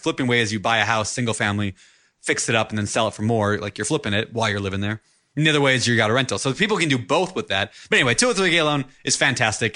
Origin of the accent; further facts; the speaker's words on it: Minnesota, United States; moved away; the home that I grew up in in Minnesota